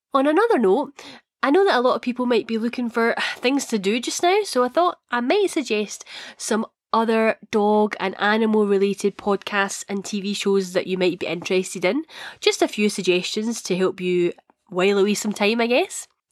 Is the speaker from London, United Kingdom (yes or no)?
no; Scotland, United Kingdom; accent: Scottish; my Scottish accent.